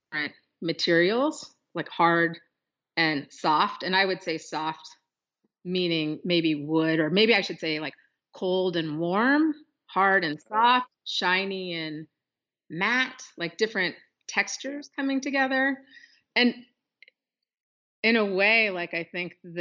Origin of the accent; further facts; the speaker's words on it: Pacific Northwest, United States; growing up in the Pacific Northwest and being indigenous person in this urban environment